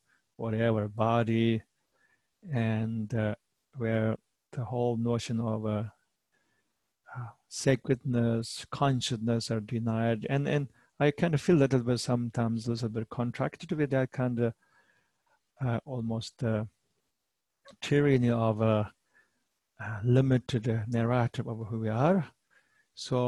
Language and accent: English; Tibet, China; moved away as an adult; now in United States; I am from Eastern culture. I'm from Tibetan culture